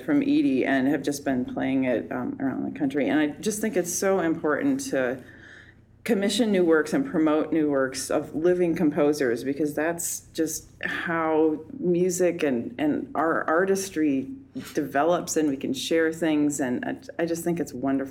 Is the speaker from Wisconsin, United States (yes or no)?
yes; Fort Atkinson, Wisconsin, United States; moved away as an adult; also born or lived in New York; now in Twin Cities, United States; I'm originally from Fort Atkinson, Wisconsin, which has about 10,000 people, and it's halfway between Madison and Milwaukee. And so I grew up there